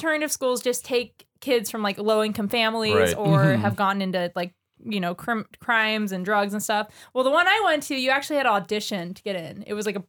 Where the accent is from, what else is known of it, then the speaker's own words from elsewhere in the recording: Renton, Washington, United States; also born or lived in Covington, Washington; I was born in Renton. I was a 12-pound baby.